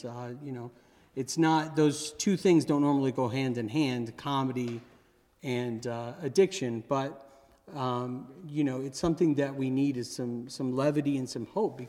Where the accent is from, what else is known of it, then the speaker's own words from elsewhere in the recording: Kailua, Hawaii, United States; also born or lived in Santa Monica / Danville / Raleigh / Kansas City; I was born in Santa Monica, raised in Kailua, Hawaii. I moved to Danville, Virginia, Raleigh, Durham, North Carolina, Kansas City, Missouri, ended up moving to Cape Cod